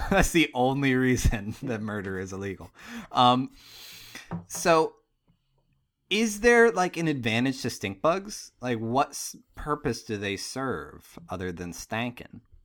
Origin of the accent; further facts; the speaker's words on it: Pittsburgh, Pennsylvania, United States; moved away; I'm from Pittsburgh